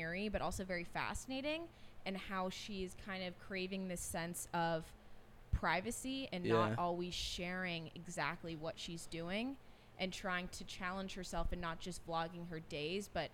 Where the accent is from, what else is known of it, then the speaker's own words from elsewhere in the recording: Davis, California, United States; I'm from Davis